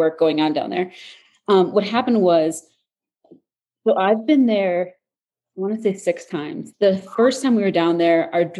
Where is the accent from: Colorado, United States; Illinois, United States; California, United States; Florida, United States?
Illinois, United States; Chicago; I'm from Chicago